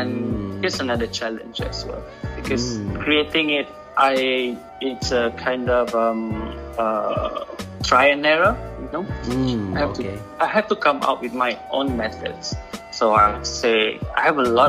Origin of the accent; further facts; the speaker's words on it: Sarawak, Malaysia; now in Kuala Lumpur, Malaysia; from Cebu, Sarawak